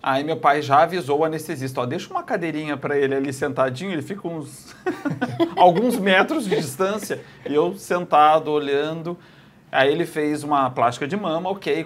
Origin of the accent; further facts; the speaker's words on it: Curitiba, Paraná, Brazil; moved away as an adult; now in Barretos, Brazil; toda a infância passei lá